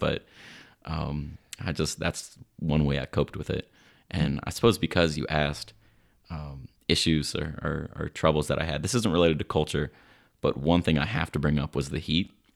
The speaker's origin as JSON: {"language": "English", "town": "Silver Spring", "region": "Maryland", "country": "United States", "also_born_or_lived": "Swaziland", "said": "I'm proudly from Silver Spring, Maryland"}